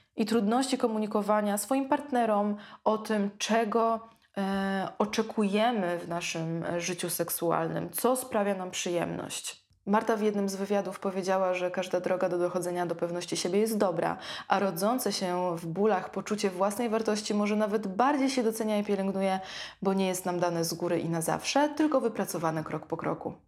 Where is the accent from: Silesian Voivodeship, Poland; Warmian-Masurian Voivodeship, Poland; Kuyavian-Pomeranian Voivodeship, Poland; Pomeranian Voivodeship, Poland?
Warmian-Masurian Voivodeship, Poland; Ełk; moved away as an adult; now in Warsaw, Poland; ja też pochodzę z małego e, miasta, z Ełku